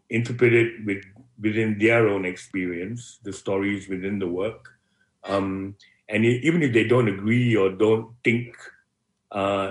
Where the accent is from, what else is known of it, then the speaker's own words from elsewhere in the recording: Malaysia; moved away as an adult; now in Melbourne, Australia; Being Malaysian